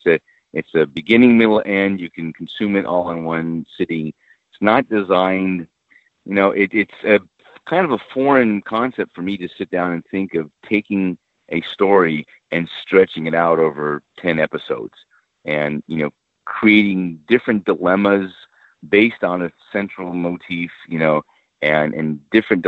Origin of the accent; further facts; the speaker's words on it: New Mexico, United States; now in Los Angeles, United States; I grew up in New Mexico, actually.